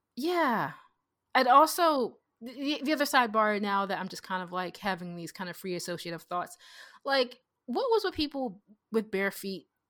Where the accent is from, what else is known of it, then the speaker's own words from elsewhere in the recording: United States; I'm so American